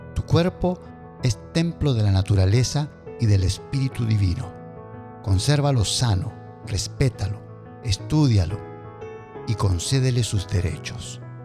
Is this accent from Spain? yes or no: no; Argentina; Me crié en Argentina